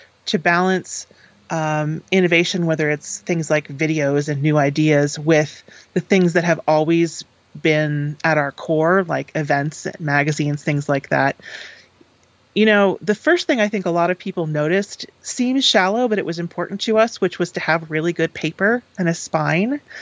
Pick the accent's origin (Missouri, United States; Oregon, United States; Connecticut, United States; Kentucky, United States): Connecticut, United States; Eastern; I grew up in Eastern Connecticut, which is, you know, not quite the quiet corner of Connecticut, but definitely a sort of a fairly rural area